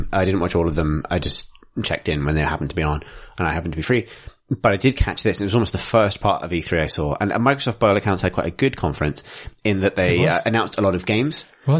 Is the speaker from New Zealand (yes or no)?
yes; Canterbury, New Zealand; I'm from Canterbury.